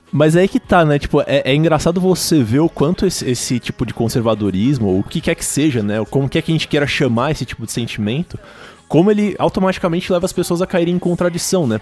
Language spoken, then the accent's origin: Portuguese; São Paulo, Brazil; eu sou aqui de São Paulo capital